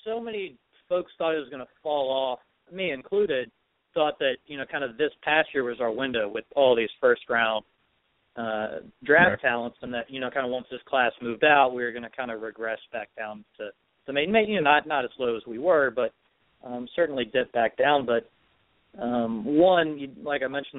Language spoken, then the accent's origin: English; Little Rock, Arkansas, United States; Actually, I grew up in Little Rock, Arkansas, and I grew up an Ole Miss fan, and I despise the Razorbacks.